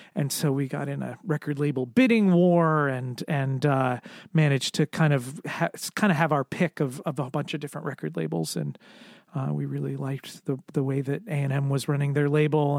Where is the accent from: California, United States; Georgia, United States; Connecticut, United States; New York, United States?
Connecticut, United States; moved away as an adult; also born or lived in Boston; now in Providence, United States; I grew up in Connecticut